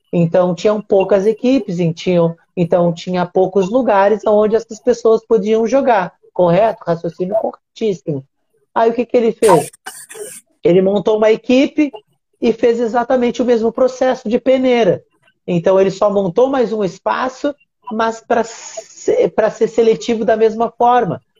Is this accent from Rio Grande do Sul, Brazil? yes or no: yes; Uruguaiana, Rio Grande do Sul, Brazil; now in Rio de Janeiro, Brazil; Eu sou, eu sou gaúcho, né? Eu moro no, no Rio de Janeiro, mas eu não sou do Rio de Janeiro. Sou gaúcho e sou gaúcho do interior, né? A minha cidade até tem uma tradição assim no basquete, né? Se chama Uruguaiana.